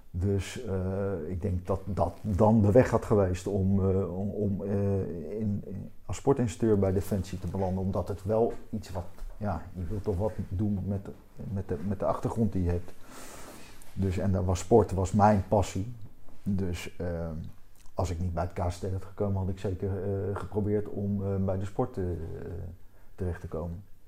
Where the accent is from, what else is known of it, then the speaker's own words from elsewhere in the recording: Wassenaar, South Holland, Netherlands; accent: Haagse tongval; ik kom met oorspronkelijk uit Wassenaar.